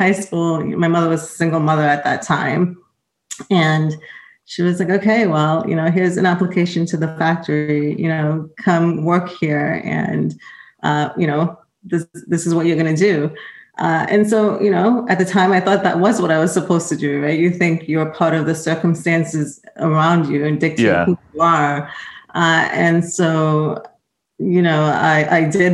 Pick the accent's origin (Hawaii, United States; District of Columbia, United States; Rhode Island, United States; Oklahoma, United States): Rhode Island, United States; moved away as an adult; also born or lived in Boston; I was raised in Rhode Island, went to school